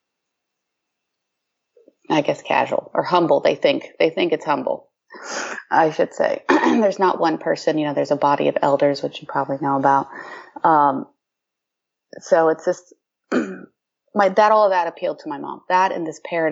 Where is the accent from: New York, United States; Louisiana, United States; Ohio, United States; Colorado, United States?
Ohio, United States; I grew up in Ohio